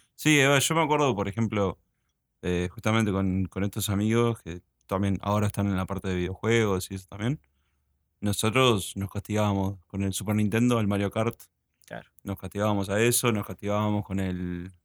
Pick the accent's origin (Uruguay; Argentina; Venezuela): Uruguay; also born or lived in United States; yo cuando era chico y nos mudamos para Uruguay con mi familia, pues yo nací en Estados Unidos